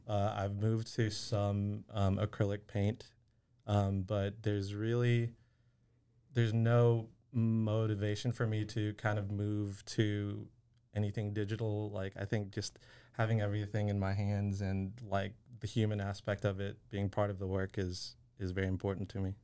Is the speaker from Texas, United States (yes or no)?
yes; Waco, Texas, United States; I grew up here in Waco